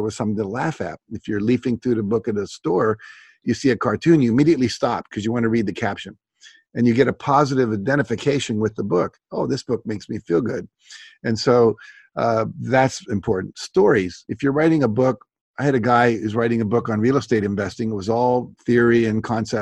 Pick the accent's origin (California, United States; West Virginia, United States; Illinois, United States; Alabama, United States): West Virginia, United States; I grew up in West Virginia